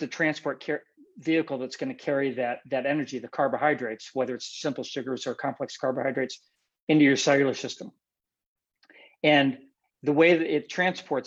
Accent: Western New York, United States; moved away as an adult; also born or lived in Buffalo, New York / Schenectady, New York / Huron, New York; now in California, United States; I lived in Western New York mostly. I was born in Buffalo

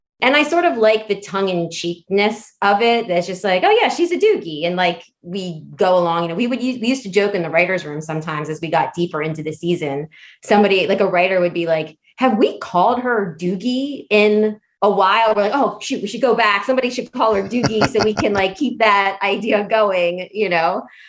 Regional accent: Hawaii, United States; born there; you know, I was born in Hawaii. My dad's from there. My family's all there.

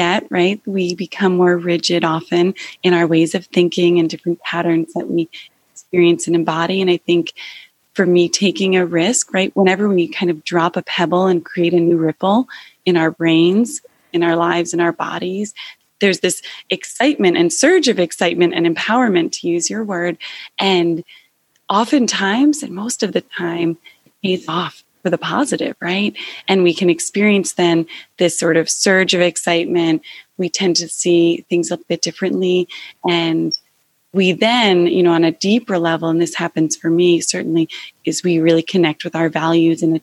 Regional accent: New Jersey, United States; I grew up about 45 minutes away, and I grew up in New Jersey.

